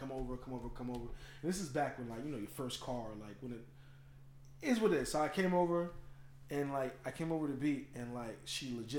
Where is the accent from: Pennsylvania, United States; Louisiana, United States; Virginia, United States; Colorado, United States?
Virginia, United States; moved away; also born or lived in Trenton, New Jersey; Yeah, I'm from Trenton. I'm from Virginia, but I've lived a substantial amount of time in Trenton.